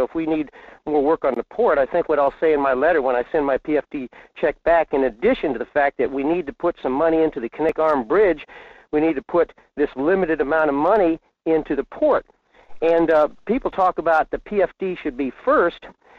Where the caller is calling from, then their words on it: Fairbanks, Alaska, United States; in Fairbanks.